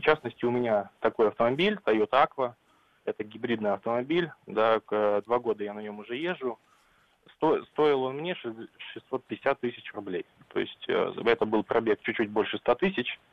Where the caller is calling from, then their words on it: Vladivostok, Primorsky Krai, Russia; я вам звоню из Владивостока